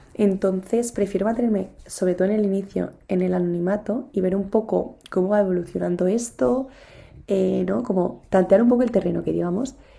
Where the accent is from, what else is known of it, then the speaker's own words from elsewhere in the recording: Spain; estudio en España, pero no estudio en mi ciudad natal